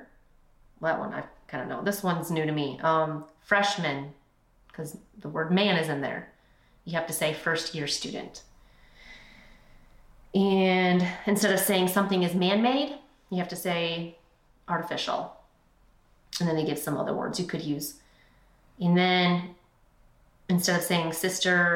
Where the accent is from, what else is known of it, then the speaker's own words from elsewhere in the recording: Michigan, United States; We say you guys. We're from Michigan. We don't say y'all or yins